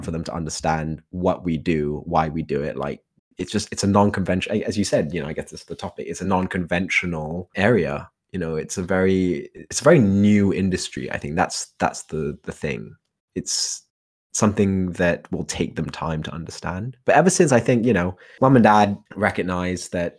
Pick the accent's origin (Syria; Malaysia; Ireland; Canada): Malaysia; now in United Kingdom; where I'm from. So I'm Malaysian, I don't have a British passport or anything